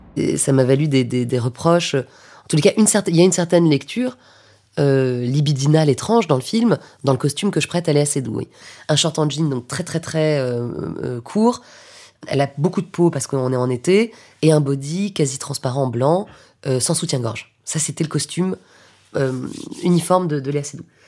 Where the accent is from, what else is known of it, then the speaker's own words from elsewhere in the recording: Paris, Île-de-France, France; also born or lived in Lyon; moi je suis parisienne, mais j'ai étudié à Lyon à un moment